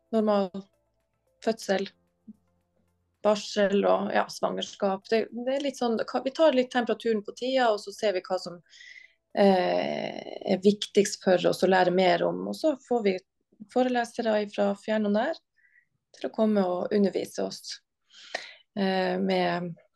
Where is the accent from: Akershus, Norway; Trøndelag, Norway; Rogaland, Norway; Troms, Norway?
Troms, Norway; Harstad; Og jeg er fra Harstad, og jeg jobber i Harstad.